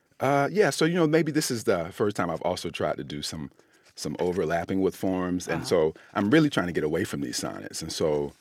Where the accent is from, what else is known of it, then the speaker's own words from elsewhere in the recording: United States; So I think about that as an American.